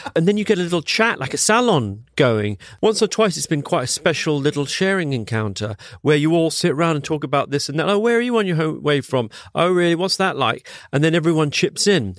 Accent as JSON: {"language": "English", "region": "London", "country": "United Kingdom", "tie": "born or raised there", "also_born_or_lived": "Singapore", "said": "I grew up in Wandsworth"}